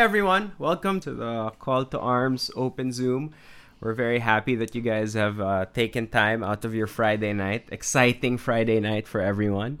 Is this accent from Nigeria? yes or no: no; Marikina, Metro Manila, Philippines; also born or lived in Los Baños, Laguna; I grew up in Marikina in a fairly small town